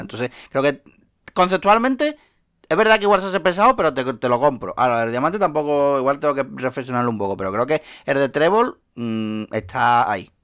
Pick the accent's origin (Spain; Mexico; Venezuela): Spain; Seville, Andalusia; soy de Sevilla